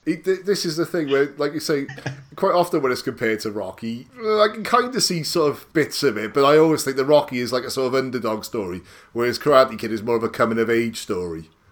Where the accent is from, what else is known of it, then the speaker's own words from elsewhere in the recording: United Kingdom; a sort of teenager growing up in Britain